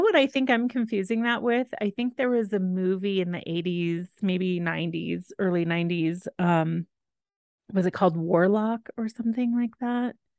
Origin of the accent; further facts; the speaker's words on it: Texas, United States; I am from Texas